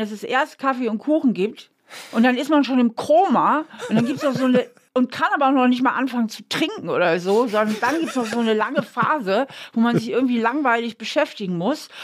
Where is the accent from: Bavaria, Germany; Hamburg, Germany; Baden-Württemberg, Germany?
Hamburg, Germany; now in Trier, Germany; ich bin ja aufgewachsen in Hamburg